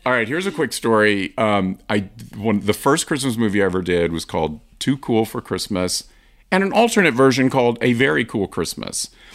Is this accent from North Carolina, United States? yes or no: yes; Asheville, North Carolina, United States; I grew up in the South, in Asheville, North Carolina